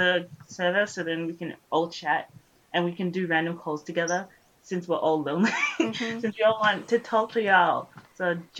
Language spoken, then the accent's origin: English; Australia; us Australians